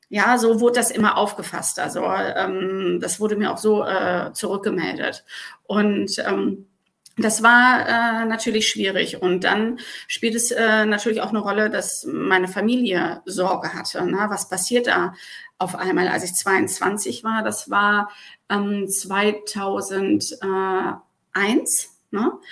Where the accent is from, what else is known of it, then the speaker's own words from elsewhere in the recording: Germany; dass ich als Deutsche auf einmal ein Kopftuch getragen habe